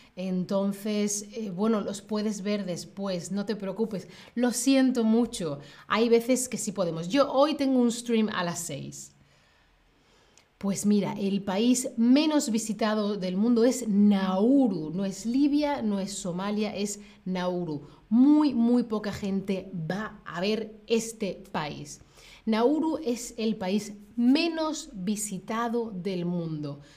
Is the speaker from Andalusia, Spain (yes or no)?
yes; Seville, Andalusia, Spain; soy de España, de Sevilla, en el sur de España.